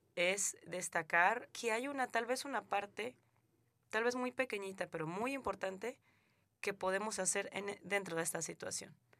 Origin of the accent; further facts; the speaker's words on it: southern Mexico, Mexico; moved away as an adult; now in Canada; yo soy mexicana y recibo salvadoreños en México, y yo vengo